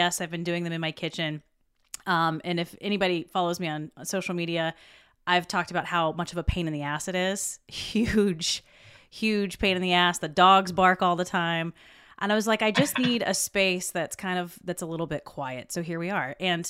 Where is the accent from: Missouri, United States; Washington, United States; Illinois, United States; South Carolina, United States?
South Carolina, United States; also born or lived in Georgia; I tell people I was made in Georgia and I'm from South Carolina.